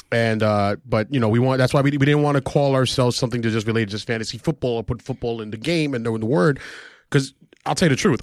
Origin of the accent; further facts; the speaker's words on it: Argentina; I'm from Argentina